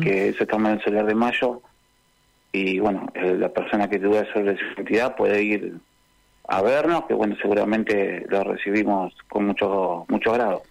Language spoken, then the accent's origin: Spanish; Rosario, Santa Fe, Argentina; yo nací en el Hospital Provincial de Rosario